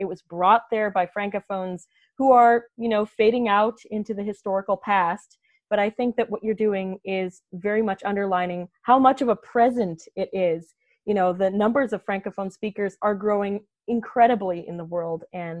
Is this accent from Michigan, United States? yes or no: yes; Dearborn, Michigan, United States; Growing up in Dearborn, Michigan, there is a minority language, a very vibrant minority language of Arabic speakers in Dearborn.